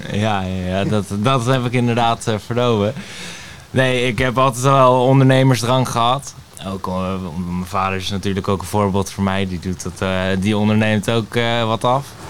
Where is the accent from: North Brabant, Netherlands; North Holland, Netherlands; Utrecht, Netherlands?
North Holland, Netherlands; Laren; also born or lived in Blaricum; ik ben geboren in Blarikum en ik woon al mijn hele leven in Laren